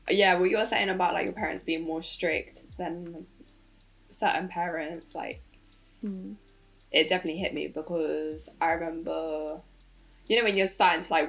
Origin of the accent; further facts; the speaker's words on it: United Kingdom; I've always lived in the UK. My mum's Venezuelan. My dad's mostly English, but part Italian as well.